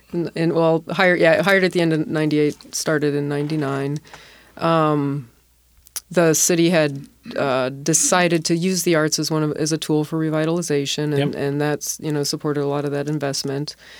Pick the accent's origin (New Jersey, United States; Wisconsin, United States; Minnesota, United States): Wisconsin, United States; Milwaukee; also born or lived in Seattle / San Francisco / Washington, D.C.; now in Tacoma, United States; I come from the Midwest originally, M- Milwaukee